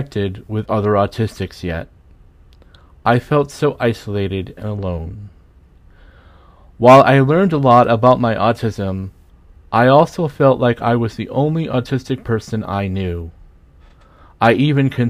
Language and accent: English; West Wareham, Massachusetts, United States; I was born on February 5th, 1969, and raised in West Wareham, Massachusetts, a small town near Cape Cod